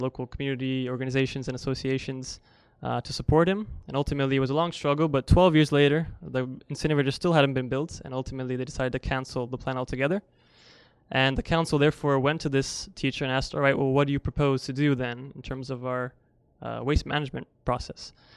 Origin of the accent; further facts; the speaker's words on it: Italy; moved away; I'm actually originally from Europe, from Italy